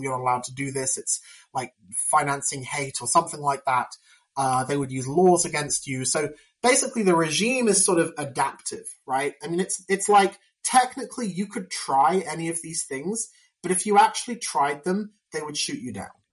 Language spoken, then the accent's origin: English; United Kingdom; I'm I'm from Britain